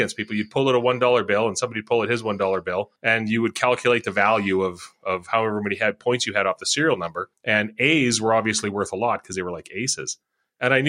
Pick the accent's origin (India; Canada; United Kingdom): Canada; Regina, Saskatchewan; where I grew up in Regina